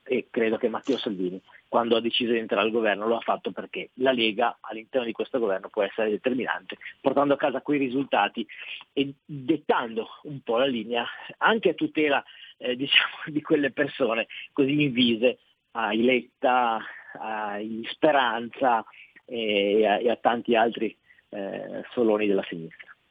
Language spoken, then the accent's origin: Italian; Loano, Liguria, Italy; da noi a Loano